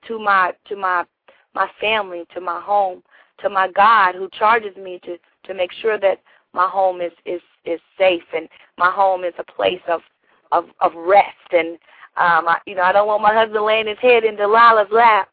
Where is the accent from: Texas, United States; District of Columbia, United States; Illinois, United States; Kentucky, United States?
Kentucky, United States; Shelbyville; I am from Shelbyville, Kentucky